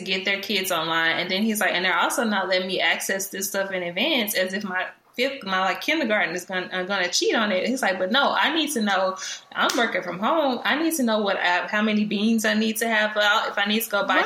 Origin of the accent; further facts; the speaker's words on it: Dallas, Texas, United States; also born or lived in College Station, Texas; I am from Dallas, Texas, Oak Cliff to be exact